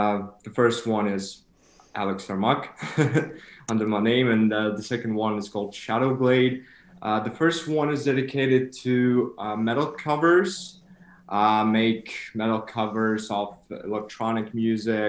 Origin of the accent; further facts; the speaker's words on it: Kyiv, Ukraine; now in Regensburg, Germany; I'm from Ukraine